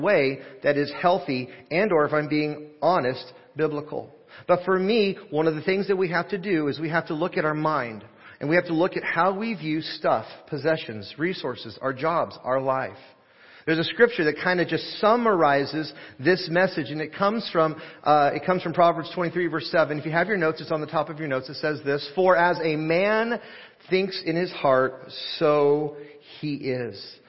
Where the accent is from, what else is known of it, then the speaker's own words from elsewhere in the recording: Portland, Oregon, United States; I grew up in Portland, Oregon, and blessed to have grown up in a little area, pocket of Portland called Happy Valley